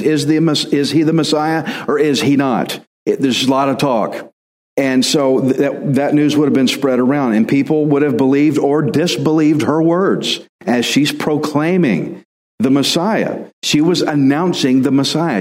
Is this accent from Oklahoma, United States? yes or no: no; Texas, United States; I'm Texan